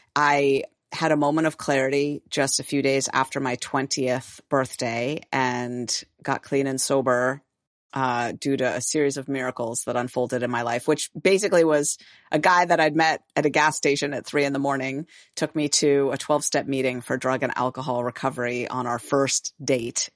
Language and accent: English; San Francisco, California, United States; I'm from San Francisco, born and raised